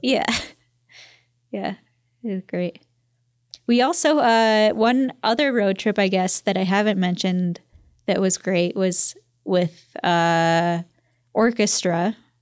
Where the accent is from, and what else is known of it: Michigan, United States